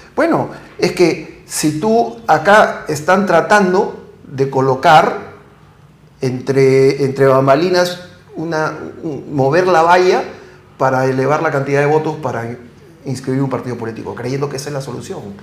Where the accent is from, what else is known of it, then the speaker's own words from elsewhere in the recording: Peru; nosotros tenemos que hacer como peruanos